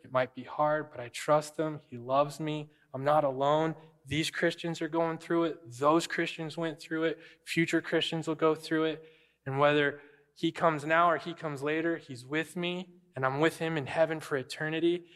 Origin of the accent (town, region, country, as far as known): United States